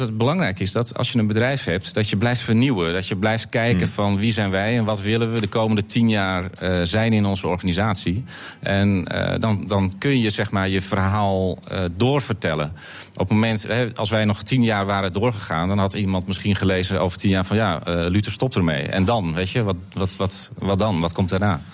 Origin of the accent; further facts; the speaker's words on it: North Holland, Netherlands; bij ons in Noord-Holland